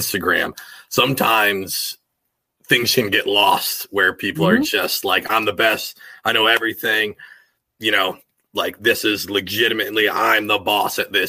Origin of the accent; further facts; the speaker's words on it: Washington, United States; as a kid, I grew up in Washington State.